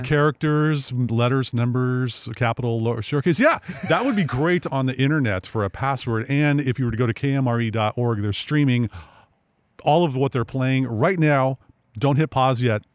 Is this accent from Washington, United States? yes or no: yes; Sequim, Washington, United States; I grew up in Sequim